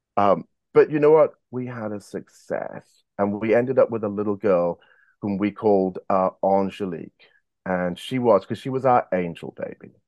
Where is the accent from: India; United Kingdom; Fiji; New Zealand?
United Kingdom; also born or lived in South Africa / Monmouth, Wales / San Diego, United States; born in South Africa, but raised in the United Kingdom. I came here when I was three years of age